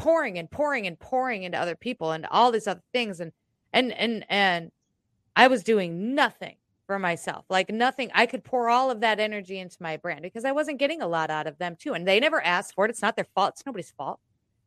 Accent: United States; I am American

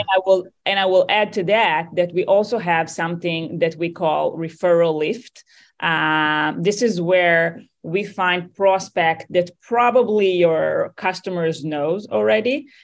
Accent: Tel Aviv, Tel Aviv District, Israel; accent: Israeli; moved away; I'm originally from Tel Aviv, Israel

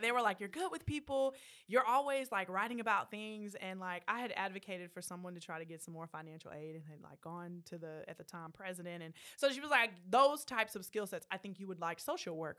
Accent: Killeen, Texas, United States; I grew up, um, in Killeen, Texas, so Central Texas, right up the road.

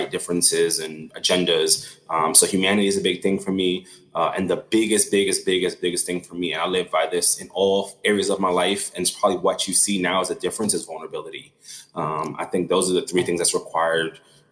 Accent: New York City, New York, United States; growing up in Brooklyn was just a really tough life

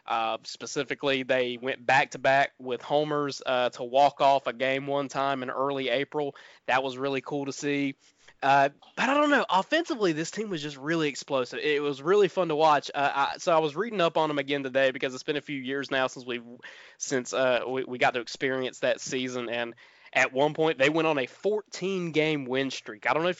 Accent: the South, United States; growing up in the South, you know, with not a lot of access to national television

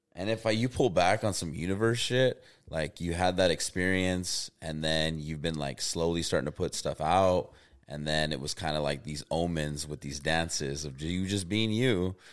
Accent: Albuquerque, New Mexico, United States; also born or lived in Oklahoma; I'm from Albuquerque, New Mexico

